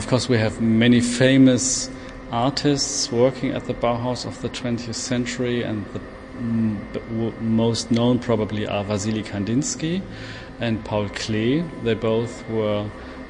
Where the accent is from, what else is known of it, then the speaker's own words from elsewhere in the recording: Germany; I'm from Germany